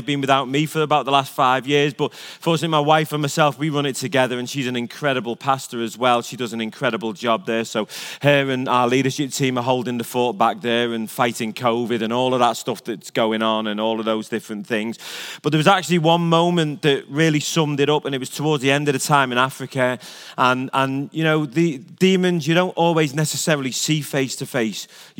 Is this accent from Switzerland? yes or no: no; England, United Kingdom; now in United States; I'm an Englishman, not allowed back in my own land.